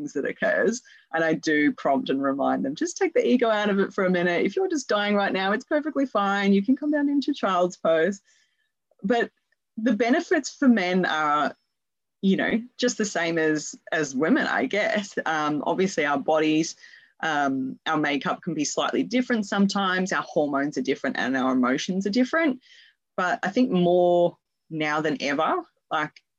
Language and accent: English; Perth, Western Australia, Australia; I'm also from Perth, Western Australia